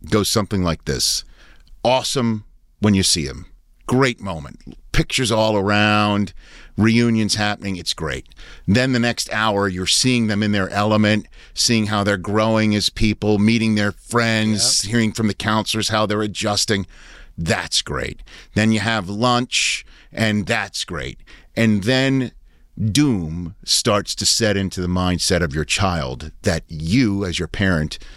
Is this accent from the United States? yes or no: yes; Maryland, United States; That's you that's know, what like, we did growing up in Maryland.